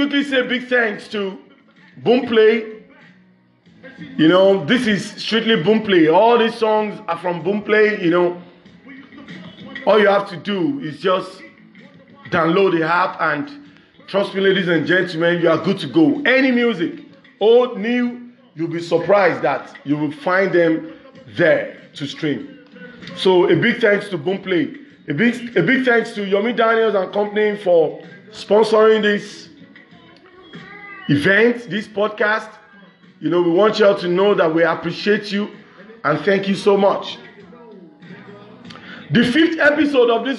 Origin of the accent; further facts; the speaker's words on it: Nigeria; English is a second language; from Nigeria, west side of Africa.